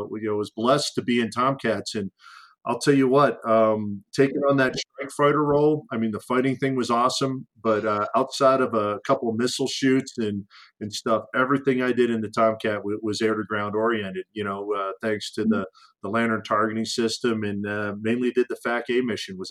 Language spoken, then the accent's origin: English; Philadelphia, Pennsylvania, United States; Philly born and raised, so I'm an East Coast boy